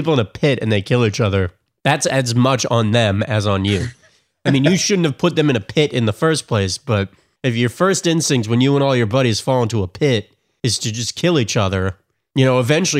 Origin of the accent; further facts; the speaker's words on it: New York, United States; born there; I'm not born in New Jersey. I was born in New York.